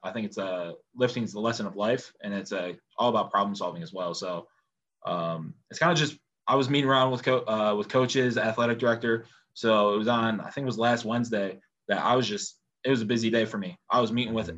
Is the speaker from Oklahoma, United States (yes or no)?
no; upstate New York, United States; I truly say my hometown's to New York. Okay. So far south of Syracuse